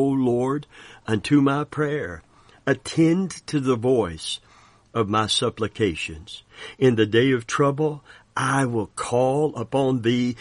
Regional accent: Kentucky, United States; we're from Kentucky

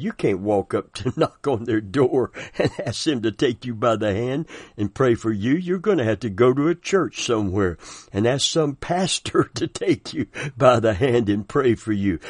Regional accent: the South, United States; I'm from the South

